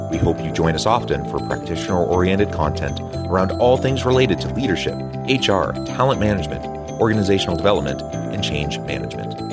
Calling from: Utah, United States; I'm south of Salt Lake City in Utah, so it's morning for me.

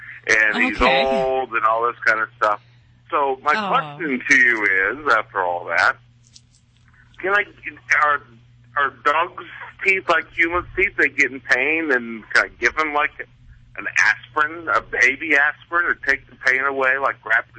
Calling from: Phoenix, Arizona, United States; I'm calling from Phoenix.

